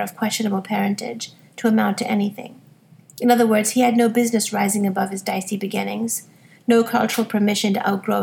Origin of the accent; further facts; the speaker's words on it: United States; I was growing up in America